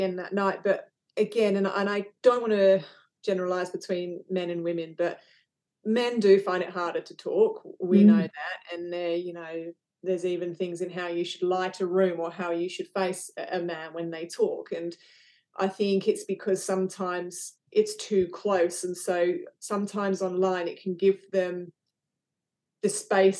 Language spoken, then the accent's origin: English; England, United Kingdom; now in Western Australia, Australia; I was originally from England